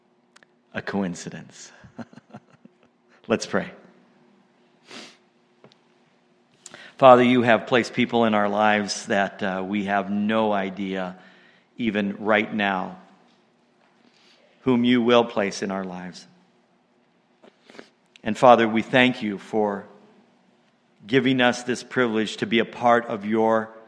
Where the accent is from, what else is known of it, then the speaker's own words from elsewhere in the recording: Montana, United States; now in Canada; moved to the States and that's where I was born, in Montana.